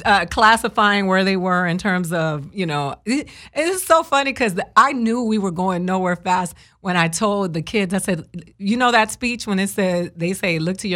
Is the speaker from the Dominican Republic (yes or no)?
yes; Dominican Republic; also born or lived in Boston, United States; I was born in Boston, and I didn't, my mom took me, because my dad got deported, so we went to the Dominican Republic with him, and I never went back to Boston.